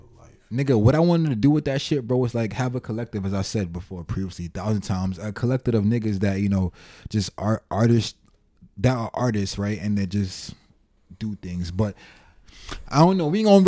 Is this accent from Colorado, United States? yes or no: no; New York, United States; I was born in New York